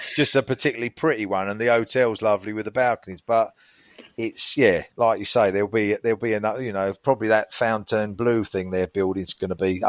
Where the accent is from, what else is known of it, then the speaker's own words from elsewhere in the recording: United Kingdom; that's what I've named myself, because I'm British and I'm a bloke and I go to Vegas.